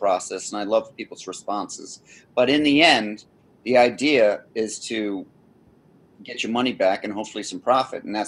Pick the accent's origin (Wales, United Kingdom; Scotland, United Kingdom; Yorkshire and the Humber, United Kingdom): Scotland, United Kingdom; I'm Scottish